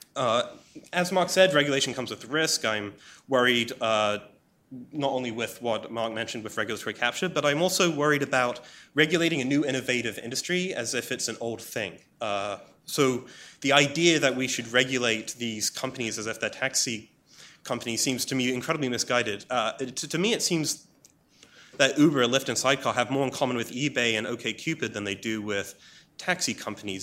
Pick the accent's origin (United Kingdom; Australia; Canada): United Kingdom; England; as an Englishman